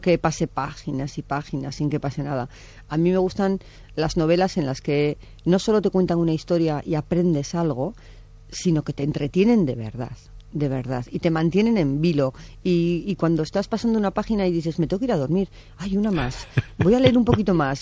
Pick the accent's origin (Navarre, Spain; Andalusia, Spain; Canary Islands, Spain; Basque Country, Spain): Navarre, Spain; Pamplona; yo soy de Pamplona